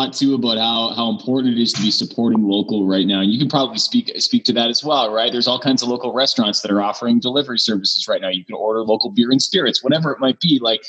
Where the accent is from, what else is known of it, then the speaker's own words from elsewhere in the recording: Rocky Mountain House, Alberta, Canada; I went to high school with a guy in Rocky Mountain House who I believe is still selling them there.